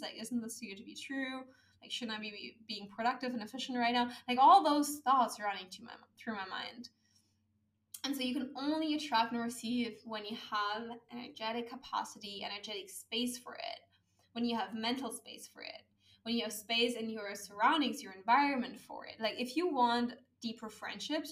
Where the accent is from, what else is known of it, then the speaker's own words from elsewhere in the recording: Germany; moved away as an adult; my home country, which is Germany